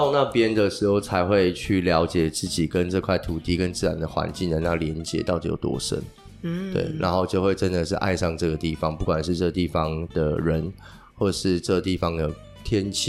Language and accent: Chinese; southern Taiwan, Taiwan; moved away as an adult; also born or lived in Taipei; now in Taitung, Taiwan; 我是南部人，在台北工作，然后东漂到台东。